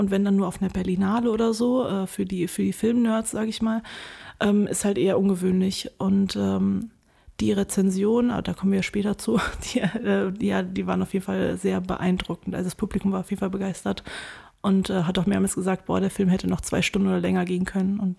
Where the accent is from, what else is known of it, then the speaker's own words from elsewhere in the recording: Wuppertal, North Rhine-Westphalia, Germany; moved away as an adult; now in Bonn, Germany; aus Wuppertal, genau. Bist da zur Schule gegangen? genau, geboren, aufgewachsen, zur Schule gegangen, Abi gemacht und dann bin ich nach Bonn abgehauen